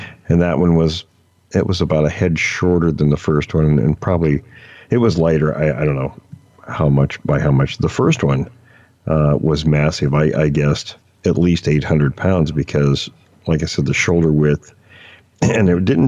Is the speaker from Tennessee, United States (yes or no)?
no; near Mount Rainier, Washington, United States; a place I grew up fishing near Mount Rainier